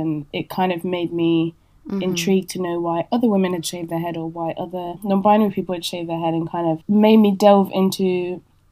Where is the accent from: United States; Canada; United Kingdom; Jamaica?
United Kingdom; Leicester, East Midlands; moved away as an adult; also born or lived in Paris; my hometown of Leicester